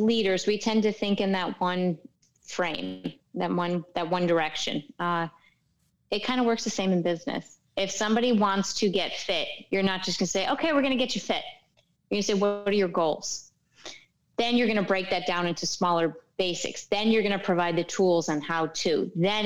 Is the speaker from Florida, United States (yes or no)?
no; New York and New England area, United States; now in Miami, United States; I'm from New York and, like, New England area